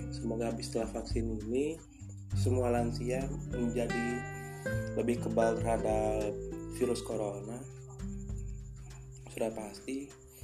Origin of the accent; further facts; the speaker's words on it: Denpasar, Bali, Indonesia; kita tahu sebagai warga Bali lebih tepatnya warga Denpasar